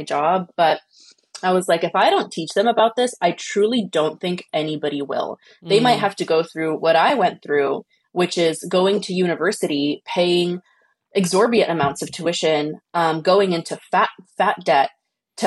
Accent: Oakland, California, United States; growing up in Fruitvale

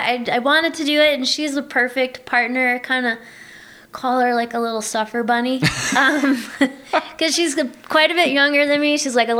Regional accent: Southeast, United States; because I grew up in the Southeast, and it's very small out there, you know?

